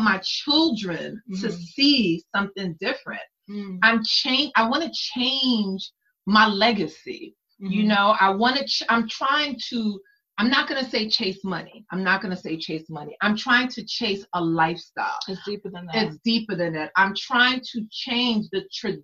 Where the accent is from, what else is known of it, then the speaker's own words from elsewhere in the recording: United States; I'm Haitian American. My mother and my father was born in Haiti, but I was born in this country